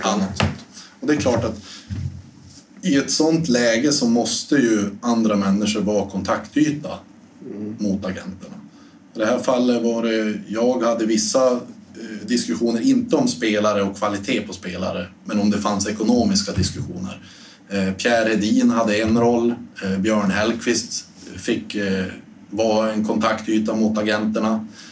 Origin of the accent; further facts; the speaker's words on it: Storuman, Västerbotten County, Sweden; moved away; hemma i Storuman